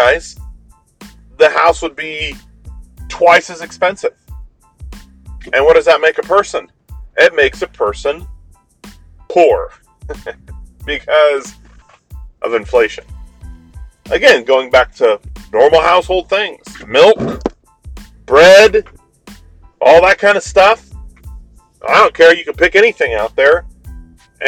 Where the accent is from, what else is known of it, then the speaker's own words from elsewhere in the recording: Colorado, United States; moved away; I'm originally from Colorado